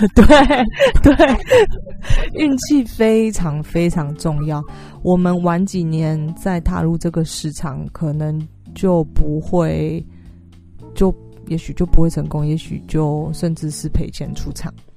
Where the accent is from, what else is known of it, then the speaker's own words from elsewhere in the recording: Taiwan; 就是台湾人 对自己也许不是那么了解，因为我们都是填鸭式的教育长大的